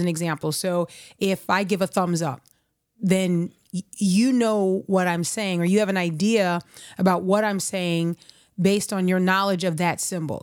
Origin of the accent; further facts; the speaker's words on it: United States; as an American, if I've got my culture